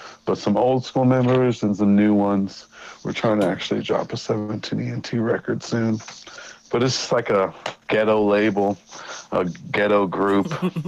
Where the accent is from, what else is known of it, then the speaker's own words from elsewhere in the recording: Missouri, United States; also born or lived in Germany / Colorado; now in Los Angeles, United States; I was born in Germany, raised in Missouri, and raised in Colorado.